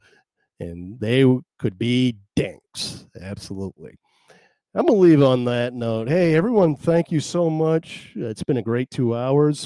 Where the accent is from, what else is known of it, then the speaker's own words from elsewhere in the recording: Belfast, Maine, United States; also born or lived in Waldo, Maine; I'm from Maine. Belfast, Maine. I live in, and I grew up in this area. I did move away for a while, then I moved back.